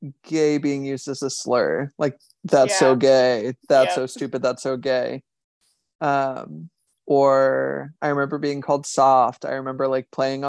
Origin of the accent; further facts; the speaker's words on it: Indiana, United States; now in Washington, DC, United States; Growing up in Indiana, it's pretty conservative and pretty religious, and my family is both of those things